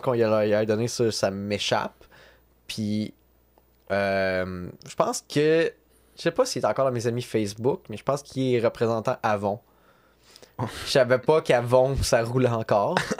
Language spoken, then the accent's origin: French; Sorel-Tracy, Quebec, Canada; je viens de Sorel